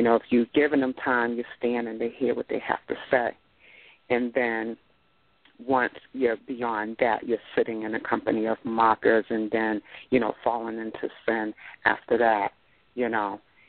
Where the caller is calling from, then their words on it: Boston, Massachusetts, United States; I'm calling from Boston, Massachusetts, Tattletown.